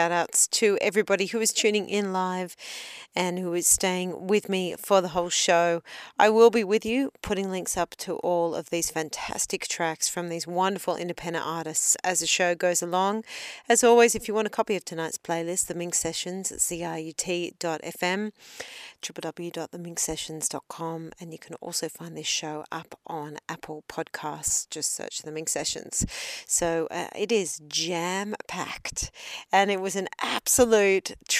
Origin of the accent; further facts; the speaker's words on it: Australia; accent: Australian; my Australian accent